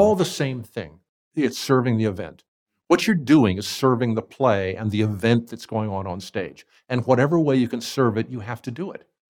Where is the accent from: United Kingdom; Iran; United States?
United States; Ohio; moved away as an adult; also born or lived in Hawaii; I grew up in Ohio, and we were living in Cleveland at the time